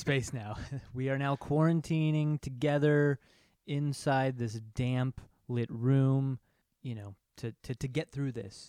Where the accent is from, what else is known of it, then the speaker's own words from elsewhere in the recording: Chicago, Illinois, United States; I'm from Chicago